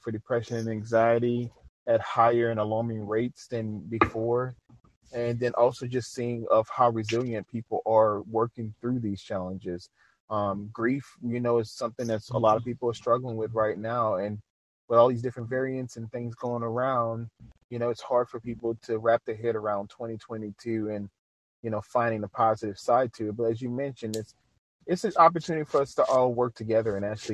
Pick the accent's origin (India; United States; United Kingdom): United States; Louisiana; being from Louisiana and just seeing and being African American